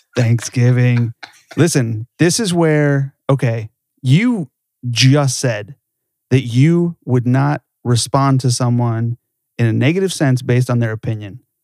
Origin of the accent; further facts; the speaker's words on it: Southern California, United States; I grew up in Southern California